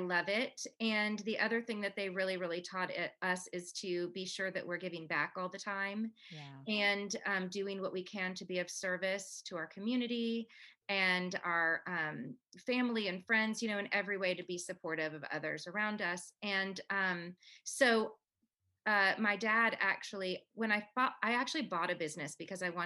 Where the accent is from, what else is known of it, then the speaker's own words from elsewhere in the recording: Canada; now in United States; I'm Canadian